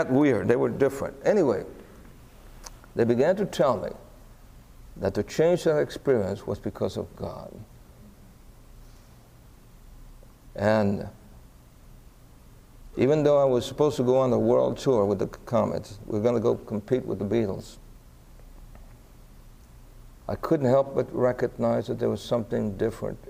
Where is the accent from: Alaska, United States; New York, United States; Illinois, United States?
New York, United States; New York City; we're growing up in Brooklyn in the height of the Italian, the Puerto Rican gang wars